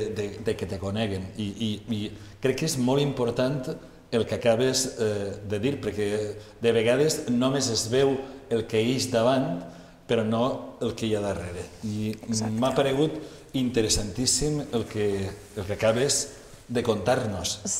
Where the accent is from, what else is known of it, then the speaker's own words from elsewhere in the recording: Valencian Community, Spain; Els valencians ens calen ambaixadores com tu